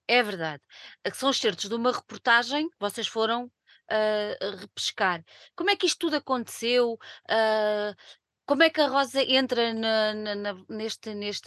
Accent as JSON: {"language": "Portuguese", "region": "Lisbon", "country": "Portugal", "tie": "born or raised there", "said": "eu nasci em Lisboa"}